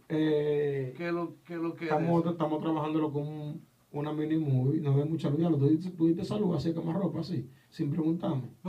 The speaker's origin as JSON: {"language": "Spanish", "town": "Santo Domingo", "country": "Dominican Republic", "lives_now": "New York, United States", "said": "yo me siento orgulloso, manito, porque yo vine de Nueva de Santo Domingo. Y yo represento una moda de los tigres dominicanos en Nueva York."}